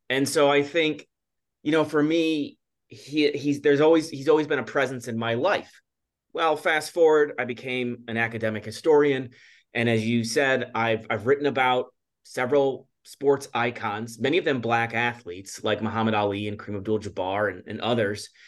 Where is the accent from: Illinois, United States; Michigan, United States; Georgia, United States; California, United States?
Illinois, United States; suburbs of Chicago; I grew up in the suburbs of Chicago in the 1980s and 1990s.